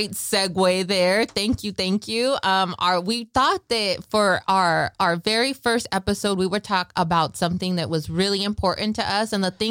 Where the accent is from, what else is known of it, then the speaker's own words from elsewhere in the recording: Salinas, California, United States; I am born and raised in Salinas